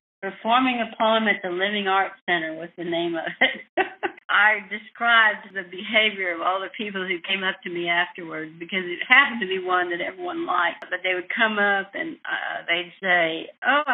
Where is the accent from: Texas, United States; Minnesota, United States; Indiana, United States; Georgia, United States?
Texas, United States; West; growing up in West Texas